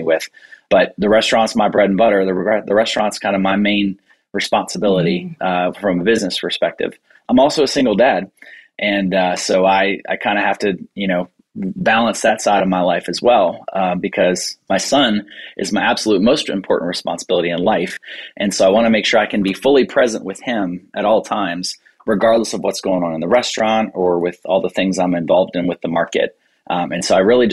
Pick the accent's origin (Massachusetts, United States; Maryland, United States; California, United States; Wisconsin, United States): Maryland, United States; Bowie; I own a restaurant here in Bowie, Maryland